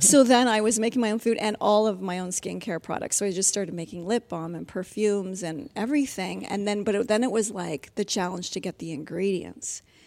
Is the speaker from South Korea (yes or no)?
no; Ontario, Canada; I grew up in, I was raised in Ontario